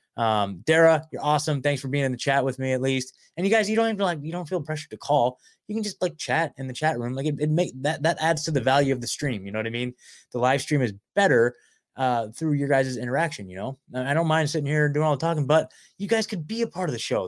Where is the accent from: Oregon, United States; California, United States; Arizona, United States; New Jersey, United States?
Oregon, United States; Portland; also born or lived in Beaver Creek, Oregon; I was born at, uh, Saint Vincent Hospital up in Portland, right? And my parents lived in a small town called, uh, Beaver Creek.